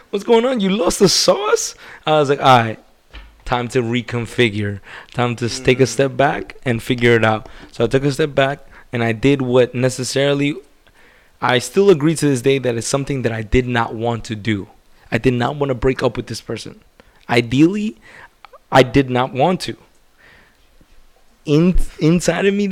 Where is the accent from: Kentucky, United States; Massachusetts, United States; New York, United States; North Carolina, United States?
New York, United States; I'm a New Yorker.